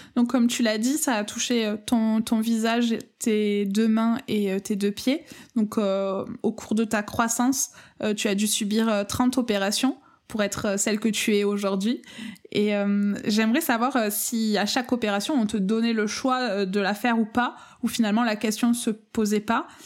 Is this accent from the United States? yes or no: no; France; accent: accent chantant (sing-song accent)